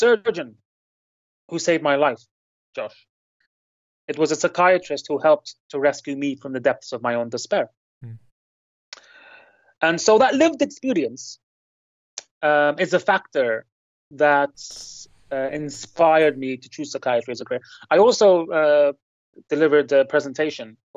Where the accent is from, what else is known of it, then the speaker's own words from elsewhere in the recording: Lebanon; now in United Kingdom; my hometown in Lebanon